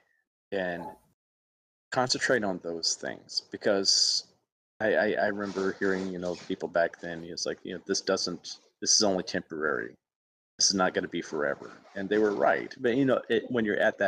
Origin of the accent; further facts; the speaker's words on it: Alabama, United States; moved away; my hometown in Alabama